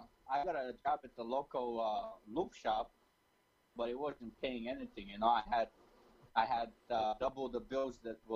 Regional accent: Bulgaria; also born or lived in Turkey (ancestry); now in United States; I was born in Bulgaria, but I'm Turkish descent.

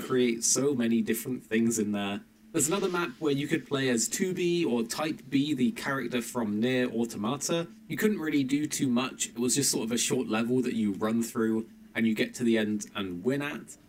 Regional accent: England, United Kingdom; as an English person

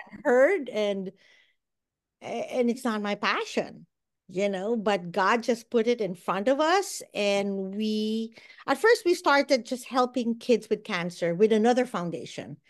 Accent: Philippines; moved away as an adult; also born or lived in Bahrain / United States; now in Walla Walla, United States; I'm from the Philippines

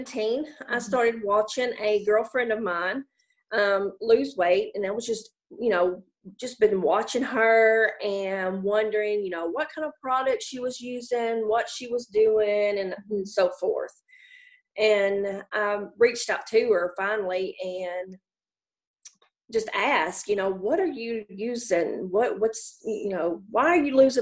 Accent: Jackson, Tennessee, United States; now in Toone, United States; I was born and raised in Jackson, Tennessee, about 40 minutes

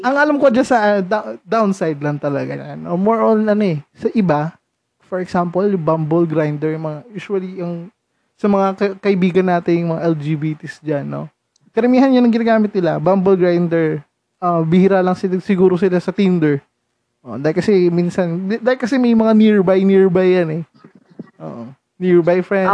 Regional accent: Rizal, Calabarzon, Philippines; taga Rizal po ako

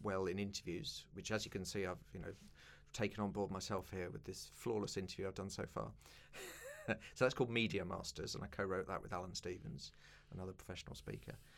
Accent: London, United Kingdom; grew up in East London

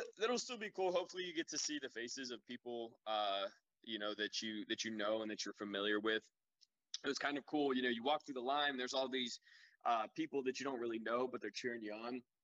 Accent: Plum, Pennsylvania, United States; also born or lived in Pittsburgh; I grew up in Plum, and uh, now I'm living uh, on the south side of Pittsburgh

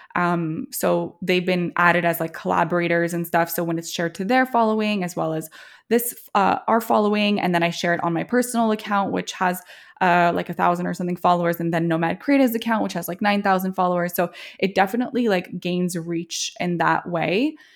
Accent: Montreal, Quebec, Canada; also born or lived in Toronto, Canada; now in Trenton, Canada; We grew up in Montreal, um, and also spend some time in Toronto.

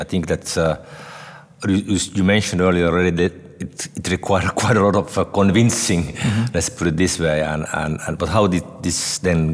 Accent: Helsinki, Uusimaa, Finland; my hometown in Helsinki

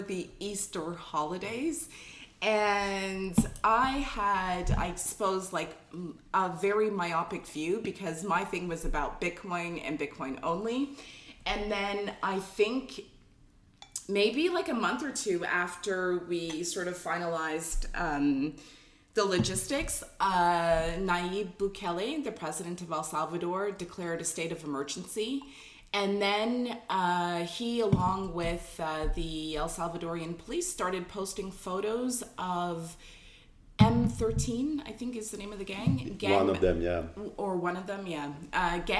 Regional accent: Toronto, Ontario, Canada; I'm from Scarborough, where like my parents still live in Scarborough

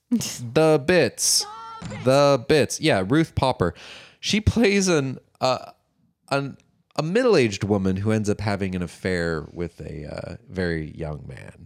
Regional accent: Los Angeles, California, United States; which is where I was born

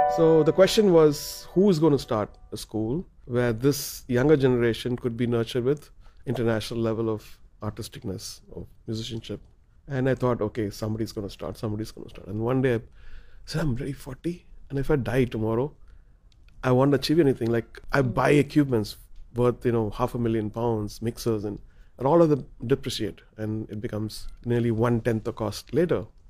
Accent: Chennai, Tamil Nadu, India; we're from Chennai

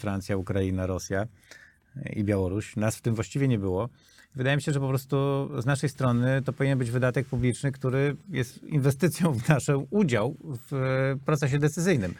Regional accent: Poland

